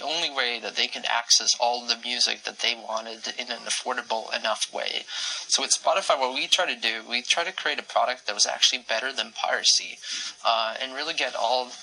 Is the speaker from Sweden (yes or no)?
yes; Sweden; my home country, Sweden